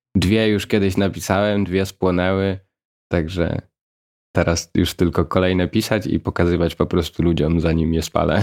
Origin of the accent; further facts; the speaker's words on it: Łańcut, Subcarpathian Voivodeship, Poland; Niedaleko Rzeszowa. Małe miasteczko malownicze o nazwie Łańcut